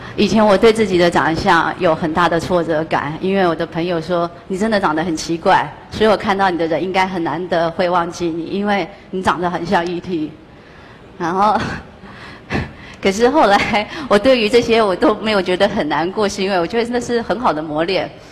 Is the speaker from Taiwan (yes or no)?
yes; Yilan County, Taiwan; moved away as an adult; now in New York City, United States; 我来自一个全世界最美丽的地方，它叫台湾